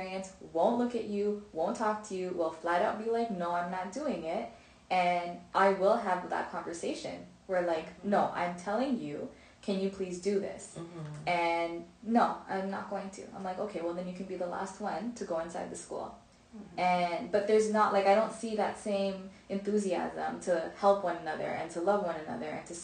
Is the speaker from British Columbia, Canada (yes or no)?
no; Ontario, Canada; I grew up in Canada, in Ontario